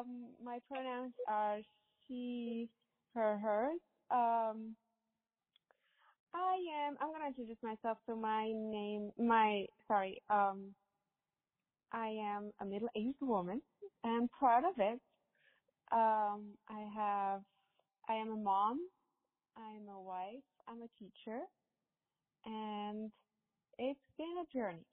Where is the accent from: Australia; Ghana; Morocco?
Morocco; moved away as an adult; now in United States; I grew up in Morocco